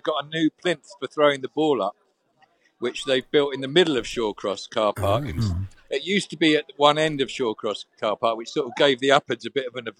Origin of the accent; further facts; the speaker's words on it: Portsmouth, South East England, United Kingdom; I was born in Portsmouth, so that's way south.